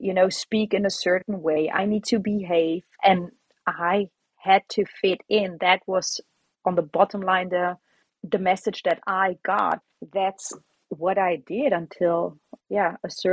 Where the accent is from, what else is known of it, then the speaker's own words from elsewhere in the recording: Augsburg, Bavaria, Germany; moved away as an adult; now in Netherlands; I was born and raised in Germany, in Augsburg, all the way in the south.